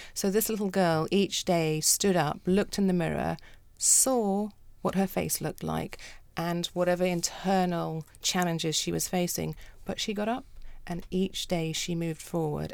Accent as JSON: {"language": "English", "country": "South Africa", "tie": "born or raised there", "also_born_or_lived": "United Kingdom", "moved": "yes", "said": "I grew up in South Africa"}